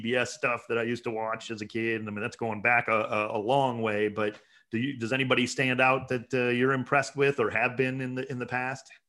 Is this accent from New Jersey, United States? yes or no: no; Cleveland, Ohio, United States; I'm from Cleveland